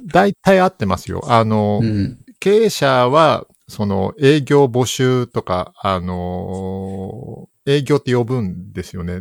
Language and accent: Japanese; Saitama, Japan; moved away; 埼玉県で生まれ育っております